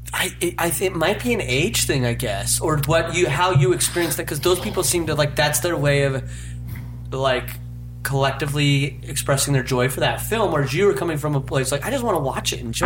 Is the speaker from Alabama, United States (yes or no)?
no; Utah, United States; I'm from Utah.